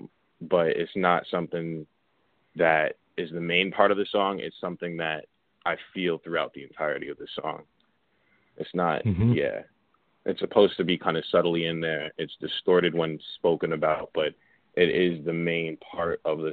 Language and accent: English; New York City, New York, United States; I'm from Queens. I grew up in Queens. I bounced around a little bit, but Queens is my home, definitely.